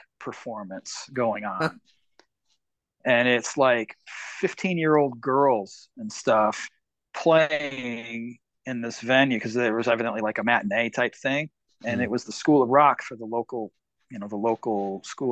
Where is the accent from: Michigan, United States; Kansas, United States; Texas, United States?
Michigan, United States; I grew up in Michigan, so my first probably, I don't know, 10, 12 years was up in the St. Joe area clubs